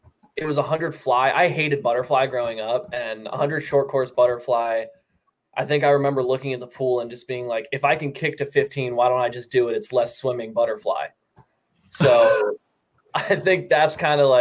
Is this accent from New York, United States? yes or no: no; York, Pennsylvania, United States; moved away; I'm from York, Pennsylvania